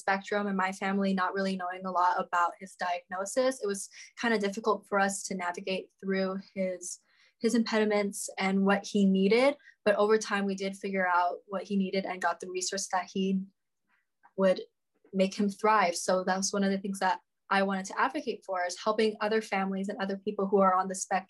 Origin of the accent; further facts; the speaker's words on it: Kauai, Hawaii, United States; I'm from Kauai. I was born and raised in Kauai.